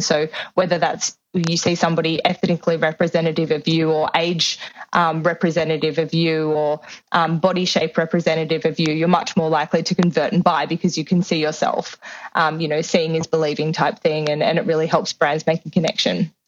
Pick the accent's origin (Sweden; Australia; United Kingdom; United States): Australia; Sydney, New South Wales; moved away; I grew up in Sydney, Australia. I grew up in the inner west.